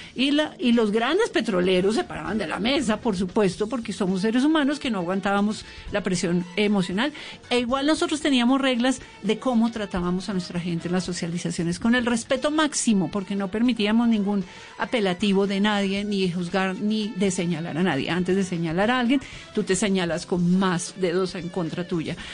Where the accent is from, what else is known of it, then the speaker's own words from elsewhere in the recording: Bogotá, Colombia; yo soy bogotana y hablo diferente